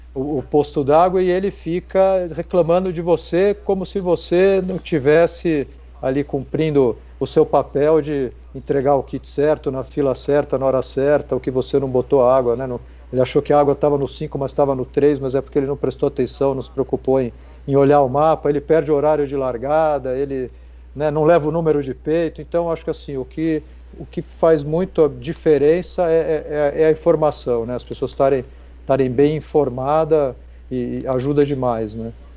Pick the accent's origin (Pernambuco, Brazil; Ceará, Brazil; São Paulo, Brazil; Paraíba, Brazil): São Paulo, Brazil; moved away as an adult; also born or lived in Piracicaba; eu achava que eu tinha que sair de São Paulo de qualquer jeito, sou paulistano